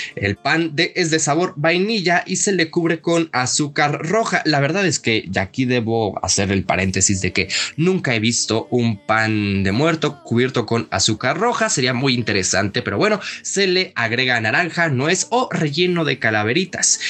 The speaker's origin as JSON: {"language": "Spanish", "country": "Mexico", "said": "como mexicanos no perdamos nuestras tradiciones"}